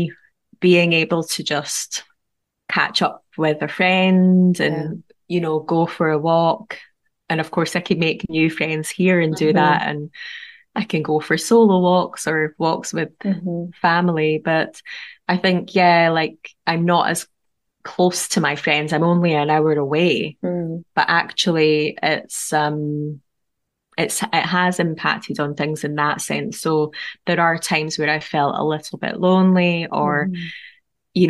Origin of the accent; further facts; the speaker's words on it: Edinburgh, Scotland, United Kingdom; now in St. Boswells, United Kingdom; my hometown of Edinburgh